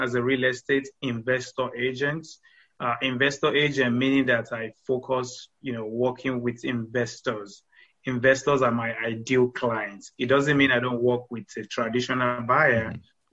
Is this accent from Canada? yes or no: no; Nigeria; moved away as an adult; now in United States; originally from Nigeria. I came to the States in 2014.